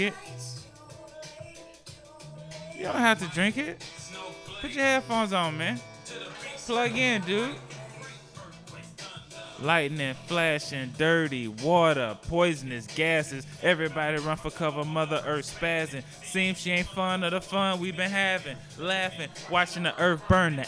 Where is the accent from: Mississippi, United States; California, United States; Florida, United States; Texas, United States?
Mississippi, United States; I'm from Mississippi.